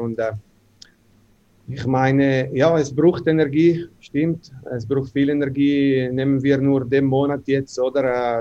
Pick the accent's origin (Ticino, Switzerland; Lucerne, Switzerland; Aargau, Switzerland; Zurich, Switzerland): Ticino, Switzerland; Ambrì; German is a second language; moved away as an adult; also born or lived in North America; bei uns in Ambri